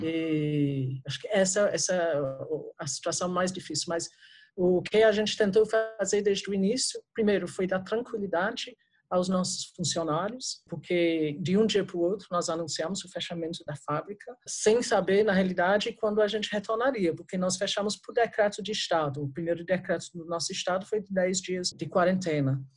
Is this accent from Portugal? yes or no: no; England, United Kingdom; Portuguese is a second language; moved away as an adult; now in Brazil; Eu sou, sou britânica, né? Como eu falei, eu sou da Inglaterra. saí da Inglaterra nos anos 80